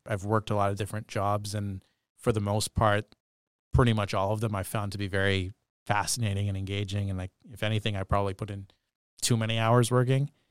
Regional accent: Bedford, Nova Scotia, Canada; now in Sault Ste. Marie, Canada; growing up in Bedford, Nova Scotia

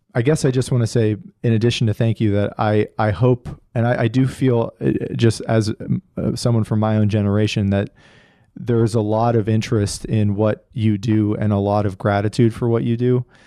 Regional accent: Northeast, United States; I grew up in the Northeast

